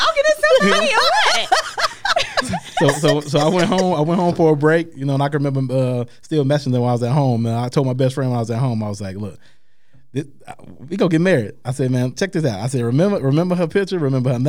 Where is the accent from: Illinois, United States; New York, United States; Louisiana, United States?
Illinois, United States; Chicago; moved away; I'm from Chicago.